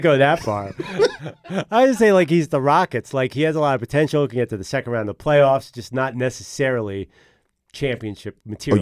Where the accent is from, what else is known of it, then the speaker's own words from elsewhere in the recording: Philadelphia suburbs, Pennsylvania, United States; I mean Philly suburbs in the biggest possible way. We're not, you know, West Philly. This is Lower Marion, Upper Marion